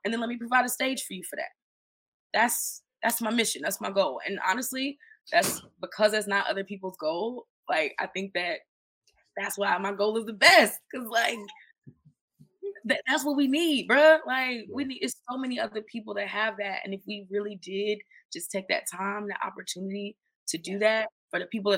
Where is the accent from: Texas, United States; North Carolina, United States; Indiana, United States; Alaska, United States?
North Carolina, United States; also born or lived in New York / Florida; I'm originally from North Carolina. I've moved home multiple times by myself, you know, started my first business in Florida.